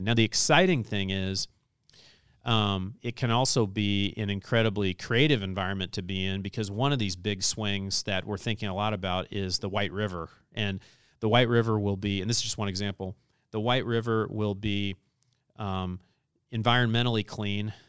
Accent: Southern Illinois, United States; now in Indianapolis, United States; I'm from Southern Illinois, married to a Californian.

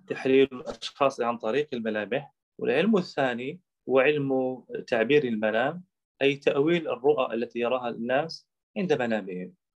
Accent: Algeria; أنا من الجزائر وأقطن الآن في عاصمة الجزائر

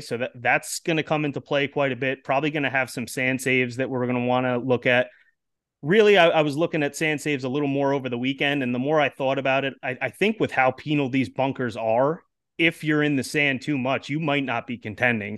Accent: New York, United States; I'm actually from New York myself, about an hour yeah. outside of the city, but not not too far close to Rochester

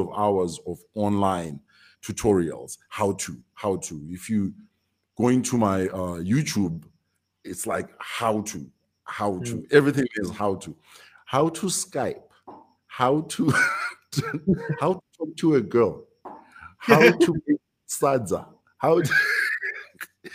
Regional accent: Victoria Falls, Matabeleland North, Zimbabwe; also born or lived in Bulawayo; born and raised in Victoria Falls, very small town.

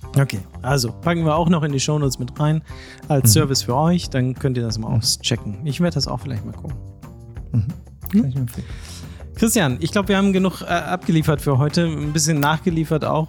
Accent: Wildeshausen Geest near Oldenburg, Lower Saxony, Germany; ich komme aus dem Norden der Republik, ne? Okay. Mhm. Äh, es ist ja hier Wildeshauser Geest und so, hier ist Oldenburg, Bremen ganz in der Nähe

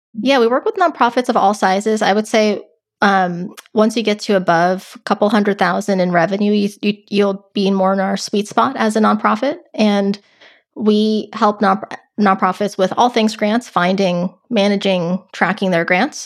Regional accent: Westchester, New York, United States; moved away as an adult; also born or lived in Los Angeles, California; now in California, United States; I grew up right outside New York in a county called Westchester, um, but actually even before that, I actually lived in California. So I lived in L A until about fourth grade and then moved to New York

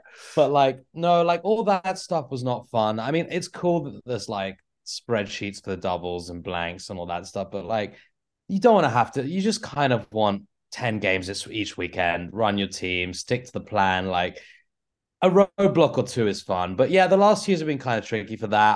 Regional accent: Canterbury, South East England, United Kingdom; now in Milwaukee, United States; I'm originally from Canterbury, England

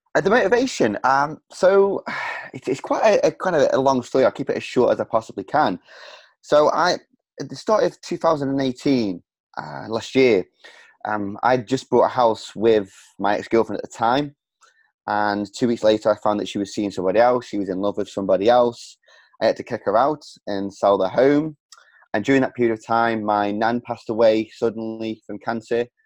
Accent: Stoke-on-Trent, West Midlands, United Kingdom; my hometown of Stoke on Trent

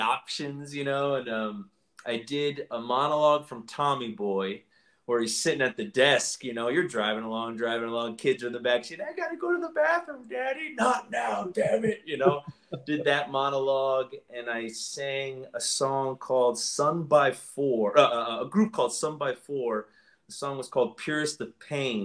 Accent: Orlando, Florida, United States; moved away as an adult; also born or lived in Eustis, Florida; now in New York, United States; I grew up in Central Florida. I grew up in Orlando.

